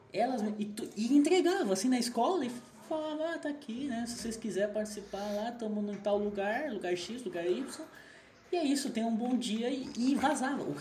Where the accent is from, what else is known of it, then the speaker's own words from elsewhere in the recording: São José dos Campos, São Paulo, Brazil; nossa região do Vale do Paraíba.